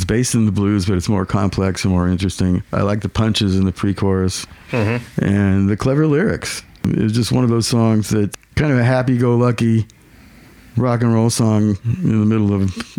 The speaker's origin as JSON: {"language": "English", "region": "Southern California", "country": "United States", "tie": "born or raised there", "said": "I grew up in Southern California."}